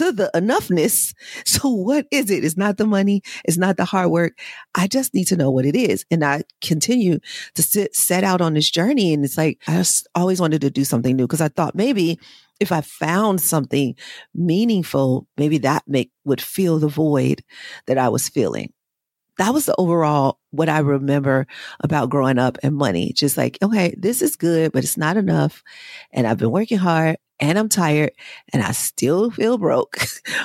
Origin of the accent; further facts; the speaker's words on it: Chicago, Illinois, United States; I grew up in Chicago, mainly on the South Side.